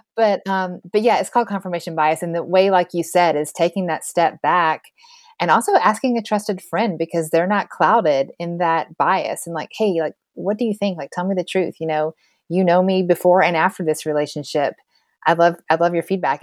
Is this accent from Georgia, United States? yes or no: yes; Georgia, United States; I used to say I was a Christian because I grew up in Georgia